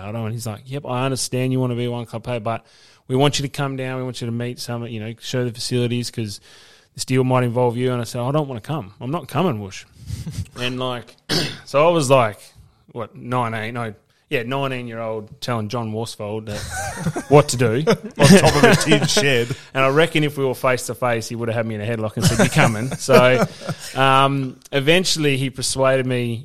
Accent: Northampton, Western Australia, Australia; also born or lived in East Melbourne, Victoria / Canberra; growing up in Northampton, country footy, you love your club

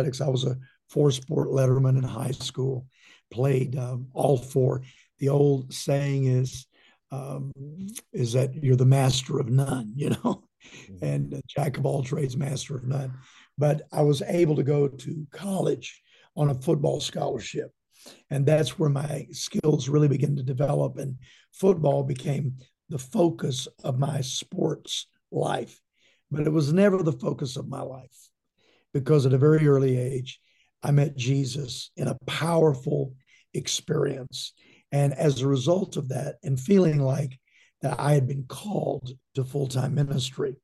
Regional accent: Shreveport, Louisiana, United States; also born or lived in Texas; I was born in Texas and raised in Louisiana. My dad was a legendary leader and pastor in Shreveport all of my life

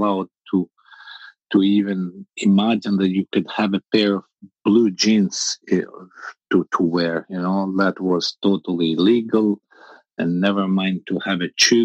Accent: Albania; moved away as an adult; also born or lived in France; I was born in Albania. Albania was a communist country for almost 50 years, and I became an adult in Albania. I became 21 years old in Albania.

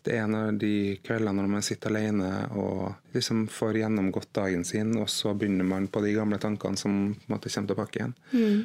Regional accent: Trondheim, Trøndelag, Norway; moved away as an adult; now in Haugesund, Norway; jeg er jo opprinnelig fra Trondheim. Flytta fra Trondheim i 2006, eh, men flytta til Haugesund i 2011.

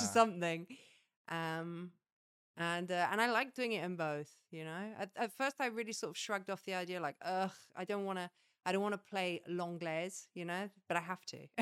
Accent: England, United Kingdom; moved away as an adult; now in France; I'm English

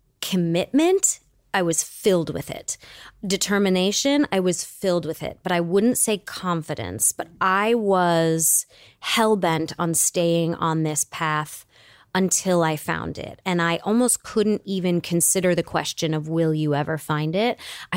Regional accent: Michigan, United States; And so when you're growing up in Michigan, the question isn't what college are you going to? The question is, are you going to State or U of M?

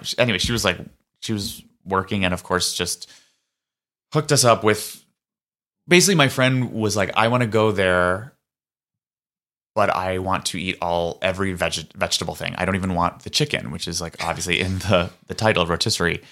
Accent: New York City, New York, United States; growing up in New York City

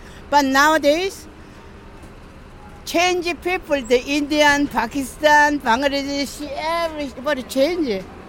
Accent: South Korea; English is a second language; now in Queens, United States

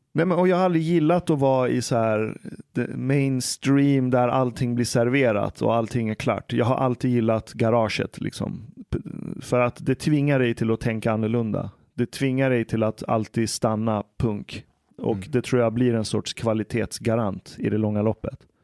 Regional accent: Stockholm, Stockholm County, Sweden; also born or lived in Iran; Jag växte upp här i Stockholm

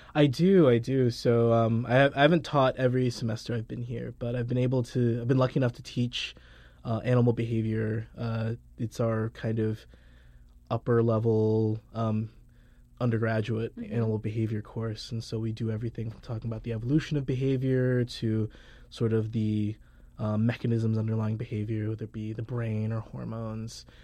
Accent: southern Georgia, United States; also born or lived in Caribbean; I was born in the Caribbean, spent a couple years there and then moved to so- southern Georgia

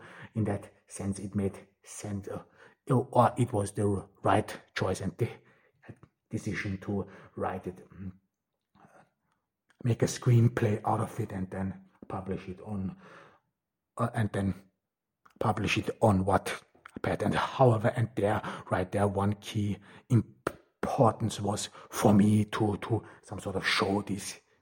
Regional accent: Austria; first language German; English is a second language; moved away; I'm a Turkish migrant who was born in Austria and grew up in Austria. I mean, German is my mother tongue.

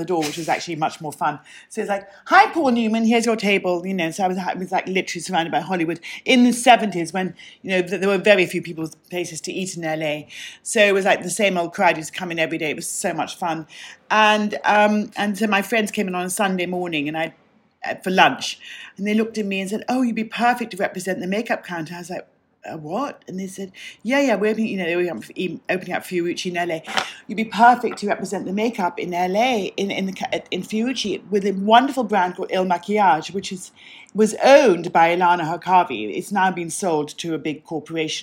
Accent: Sussex, South East England, United Kingdom; moved away as an adult; also born or lived in London / Los Angeles; I grew up in Sussex. I was born in London

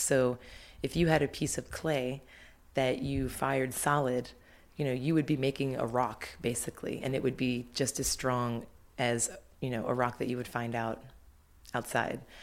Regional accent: Baltimore, Maryland, United States; moved away as an adult; also born or lived in Philadelphia; I started taking classes at a local community college where I grew up in Baltimore.

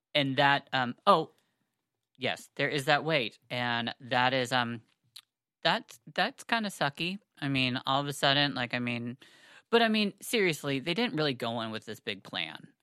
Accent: United States; I am a American Jew

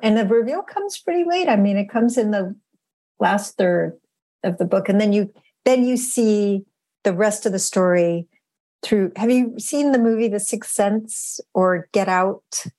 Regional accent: Western Massachusetts, United States; growing up in Western Massachusetts.

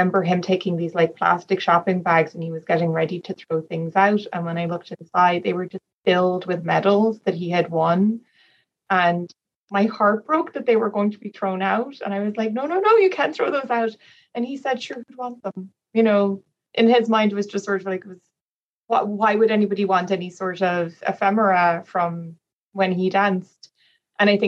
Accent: Dublin, Leinster, Ireland; I am from Ireland. I come from Dublin

